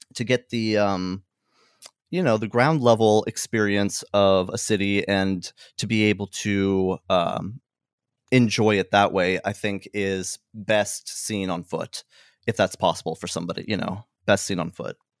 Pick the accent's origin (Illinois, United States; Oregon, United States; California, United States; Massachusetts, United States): California, United States; Hemet; I grew up in a town called Hemet. Uh, it's a it's a smaller town in Southern California